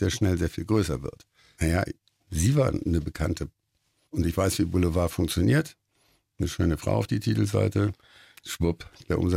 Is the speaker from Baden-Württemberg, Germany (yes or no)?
no; Hamburg, Germany; Also für mich ist das, ich bin Hamburger, ja. Also wir sind tolerant